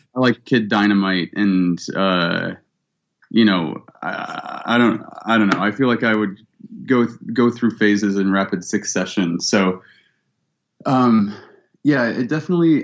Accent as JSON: {"language": "English", "town": "Cleveland", "region": "Ohio", "country": "United States", "tie": "born or raised there", "also_born_or_lived": "Columbus, Ohio", "said": "I was born in Columbus, and I grew up in Cleveland"}